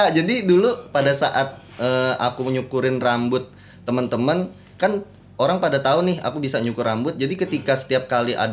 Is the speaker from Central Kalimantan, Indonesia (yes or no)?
yes; Pangkalan Bun, Central Kalimantan, Indonesia; sebenarnya uh, aslinya Kalimantan Tengah